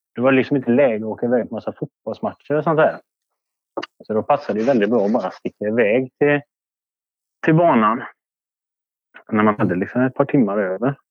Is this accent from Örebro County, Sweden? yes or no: no; Orust, Västra Götaland, Sweden; Jag är från Orust.